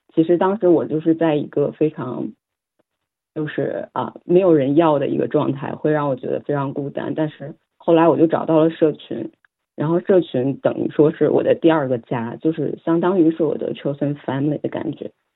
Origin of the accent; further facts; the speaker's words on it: China; now in Sydney, Australia; 我来自中国